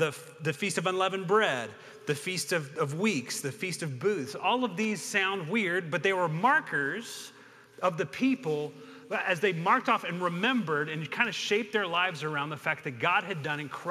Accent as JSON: {"language": "English", "region": "South Louisiana", "country": "United States", "tie": "born or raised there", "moved": "yes", "lives_now": "Canal Fulton, United States", "said": "I grew up in South Louisiana, so I grew up around a lot of churches that did things like Advent"}